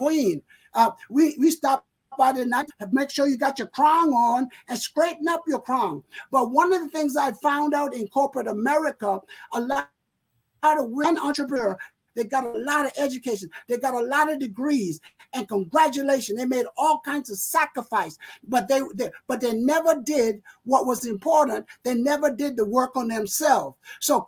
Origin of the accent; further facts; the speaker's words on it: South Carolina, United States; accent: Southern; Gullah; moved away as an adult; now in Rochester, United States; being a country boy